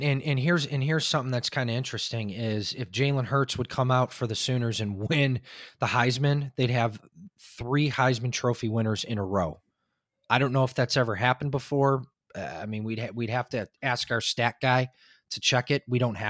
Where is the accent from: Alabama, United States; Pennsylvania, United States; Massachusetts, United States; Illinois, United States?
Illinois, United States; Chicago; now in Texas, United States; I live in Texas now. I'm originally from Chicago